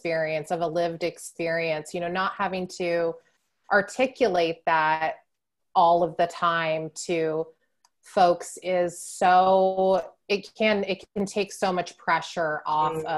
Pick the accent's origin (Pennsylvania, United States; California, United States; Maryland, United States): California, United States; San Diego; I grew up in San Diego, which is right on the ocean